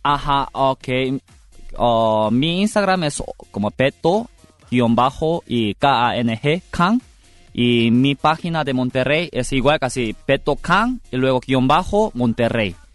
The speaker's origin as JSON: {"language": "Spanish", "country": "South Korea", "first_language": "Korean", "second_language": "Spanish", "moved": "yes", "said": "mi lengua materno no es español, o sea, es coreano"}